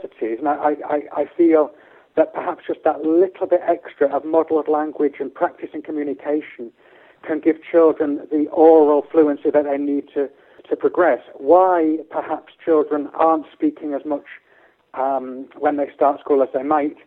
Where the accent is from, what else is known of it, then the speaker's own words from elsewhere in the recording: Hull, Yorkshire and the Humber, United Kingdom; my hometown Hull